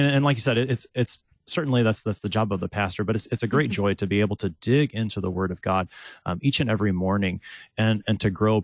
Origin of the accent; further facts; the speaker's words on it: Texas, United States; also born or lived in St. Louis, Missouri; I'm from Texas. I grew up in a slightly different part.